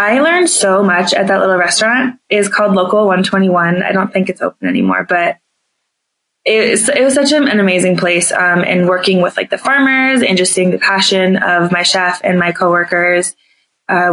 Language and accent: English; New Jersey, United States; moved away as an adult; now in Colorado, United States; I'm from New Jersey